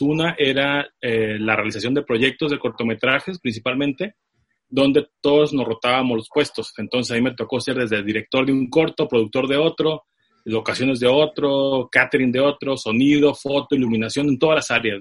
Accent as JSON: {"language": "Spanish", "town": "Tijuana", "region": "Baja California", "country": "Mexico", "tie": "born or raised there", "said": "Nací en Tijuana por ahí del 81"}